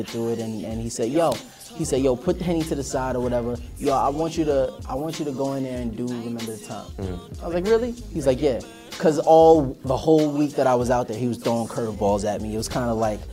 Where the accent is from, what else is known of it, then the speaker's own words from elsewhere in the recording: New York City, New York, United States; I grew up in New York